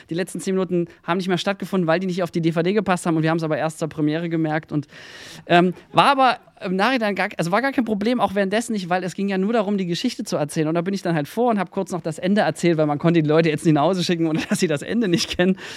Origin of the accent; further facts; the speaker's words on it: Mühlhausen, Thuringia, Germany; Dann oute ich mich gleich zu Beginn als Thüringer. Ähm, ich komme aus Mühlhausen, der ja, Stadt so ziemlich in der Mitte Deutschlands. Ähm, so, da bin ich groß geworden